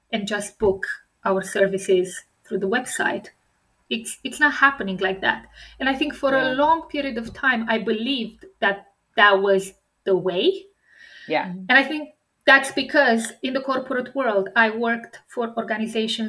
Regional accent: Romania; English is a second language; moved away; I come from Romania, a communist country.

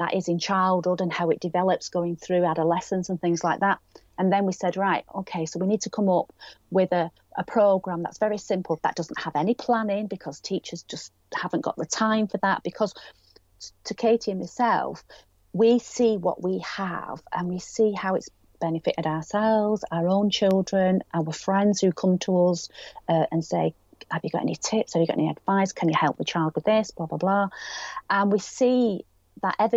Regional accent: Greater Manchester area, or Lancashire, North West England, United Kingdom; accent: northwest; we are based in the northwest, Greater Manchester area, or Lancashire. You can probably tell by my accent

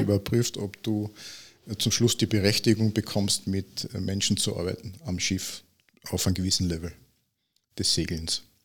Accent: Villach, Carinthia, Austria

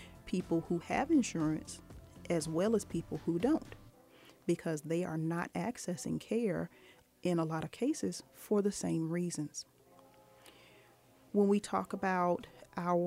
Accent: Norfolk, Virginia, United States; I grew up in Norfolk, Virginia

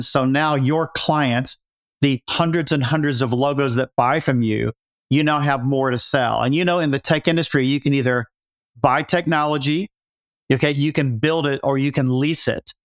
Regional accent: Appalachia, United States; moved away as an adult; I grew up in Appalachia

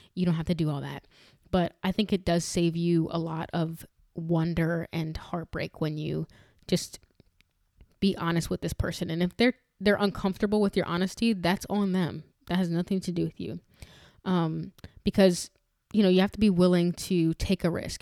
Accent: New York, United States; growing up in New York

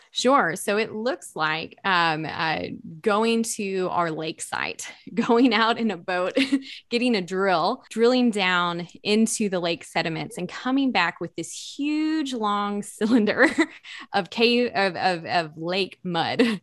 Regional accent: East Tennessee, United States; growing up in East Tennessee

